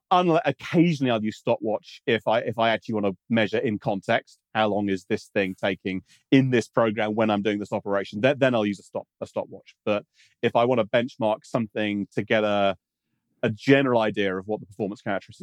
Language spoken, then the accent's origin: English; United Kingdom; Being British, I call that Z3, yeah.